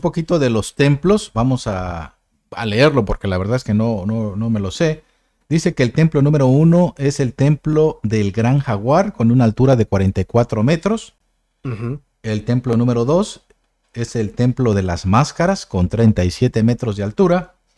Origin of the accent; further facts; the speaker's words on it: Mexico; somos de México